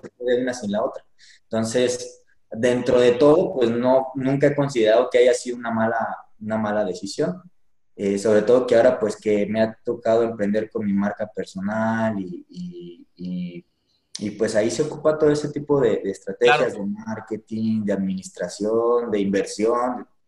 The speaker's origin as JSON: {"language": "Spanish", "town": "Pénjamo", "region": "Guanajuato", "country": "Mexico", "tie": "born or raised there", "moved": "as an adult", "lives_now": "Michoacán, Mexico", "said": "yo soy de Pénjamo, Guanajuato. Ahí es donde nací y me actualmente estoy aquí en Michoacán, llevo poquito"}